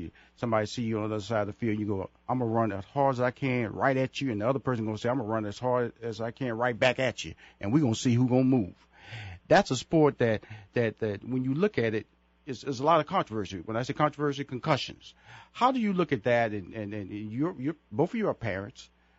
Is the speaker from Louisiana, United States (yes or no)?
no; Houston, Texas, United States; I was being honored at in Houston, Texas. That's my hometown.